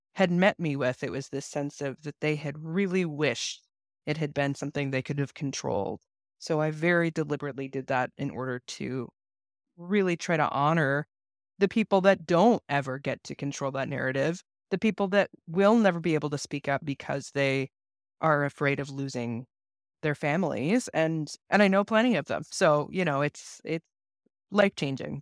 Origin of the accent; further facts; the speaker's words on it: Seattle, Washington, United States; also born or lived in Los Angeles; we moved to Seattle when I was four, so I was raised in a is referred to often as, like, a rural org, albeit Seattle not being very rural. So, I was raised in a smaller church in Seattle